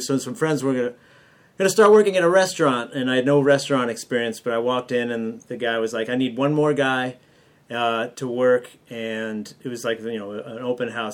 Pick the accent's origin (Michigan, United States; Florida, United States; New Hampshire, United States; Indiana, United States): New Hampshire, United States; moved away as an adult; also born or lived in Columbus, Ohio; I grew up in New Hampshire